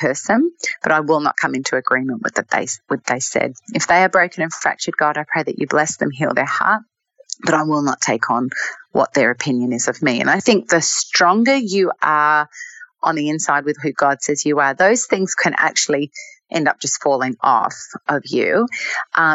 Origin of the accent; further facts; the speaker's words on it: Australia; moved away; being Australian, I mean, I don't live in Australia anymore